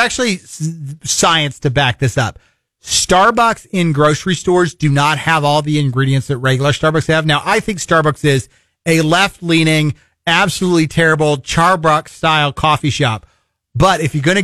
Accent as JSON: {"language": "English", "region": "Iowa", "country": "United States", "tie": "born or raised there", "also_born_or_lived": "South Missouri / St. Joseph, Missouri / Columbia, Missouri", "moved": "yes", "lives_now": "Springfield, United States", "said": "I grew up in Iowa"}